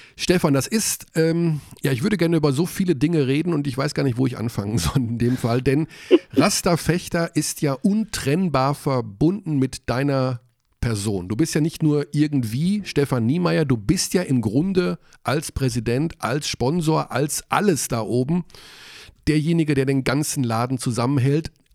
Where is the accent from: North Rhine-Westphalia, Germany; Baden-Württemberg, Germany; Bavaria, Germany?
North Rhine-Westphalia, Germany; Hagen; ich komme aus Hagen und ich war 20 Jahre dort beim Basketball